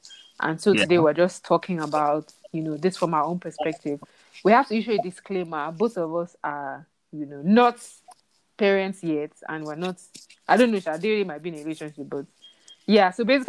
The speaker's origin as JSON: {"language": "English", "country": "Nigeria", "tie": "born or raised there", "said": "we were raised in Nigeria"}